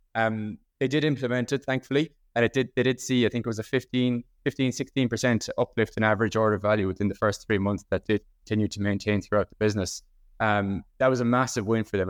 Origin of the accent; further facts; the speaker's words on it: Ennistymon, County Clare, Munster, Ireland; I'm from Enniston County, Clare, in the west coast of Ireland here